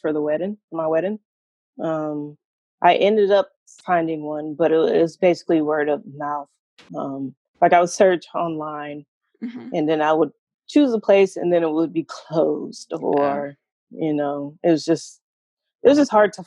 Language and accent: English; Tallahassee, Florida, United States; also born or lived in Caribbean (parents); now in Portland, United States; I grew up in Tallahassee, actually a pretty small city